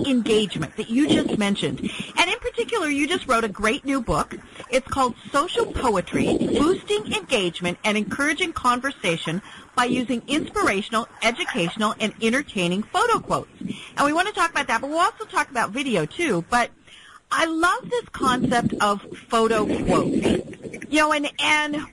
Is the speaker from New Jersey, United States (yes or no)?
no; Steamboat Springs, Colorado, United States; now in Atlanta, United States; I grew up outside of Steamboat Springs, so yeah, we have a lot of snow up there